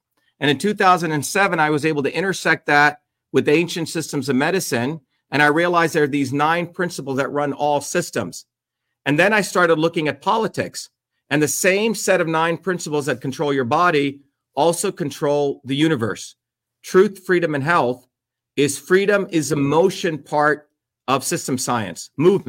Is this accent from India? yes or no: yes; India; now in United States; Since I was 4 years old, I grew up in a caste system in India